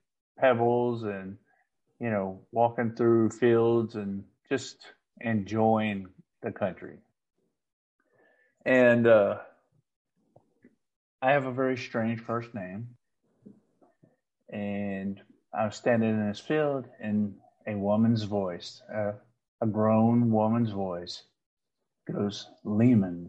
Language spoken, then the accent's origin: English; Paris, Texas, United States; I grew up in Paris, Texas, just across the Red River